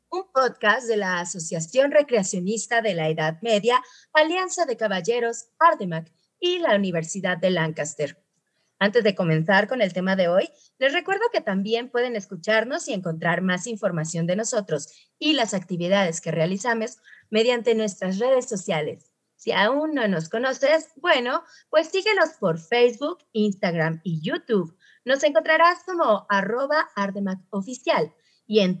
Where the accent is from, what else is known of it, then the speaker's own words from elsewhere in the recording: Mexico; un símbolo que nos representa como mexicanos